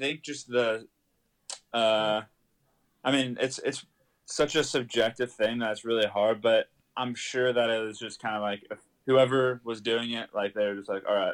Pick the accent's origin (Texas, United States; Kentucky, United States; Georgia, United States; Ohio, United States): Texas, United States; Austin; So I grew up in Austin, Texas